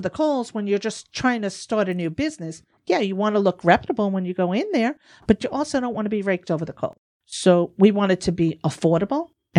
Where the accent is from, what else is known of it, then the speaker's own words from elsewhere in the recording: New York, United States; see, but me, I'm from New York, so I'm just rambling.